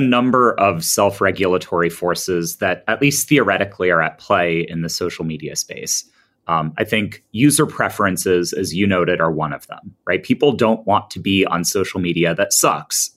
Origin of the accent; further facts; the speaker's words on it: United States; I'm an American